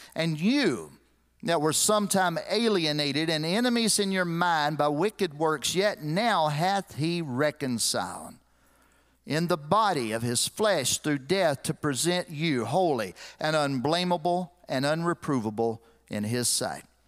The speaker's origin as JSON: {"language": "English", "town": "Lexington", "country": "United States", "tie": "born or raised there", "moved": "as an adult", "said": "I grew up in Lexington"}